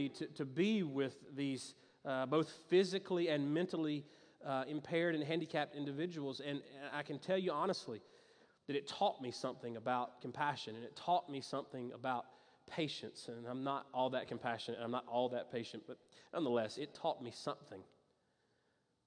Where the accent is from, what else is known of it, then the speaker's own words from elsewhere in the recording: Greenville, South Carolina, United States; moved away; I grew up in Greenville in the upstate, lived on a street called Lowell Water Road